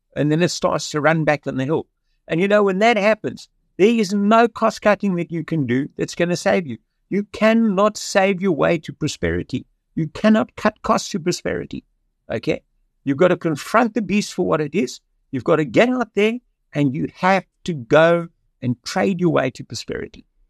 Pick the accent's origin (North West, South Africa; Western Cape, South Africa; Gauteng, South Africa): Western Cape, South Africa; Cape Town; I was born in Cape Town in 1953